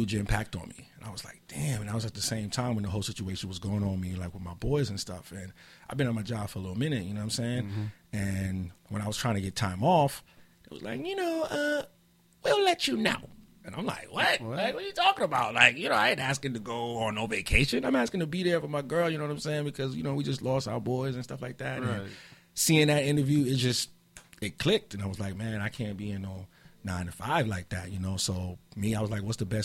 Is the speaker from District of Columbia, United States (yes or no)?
no; New York, United States; I'm born in New York, but my parents are from Trinidad